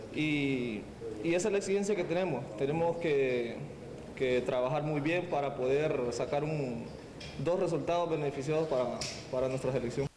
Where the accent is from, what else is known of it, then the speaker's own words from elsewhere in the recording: El Salvador; yo soy salvadoreño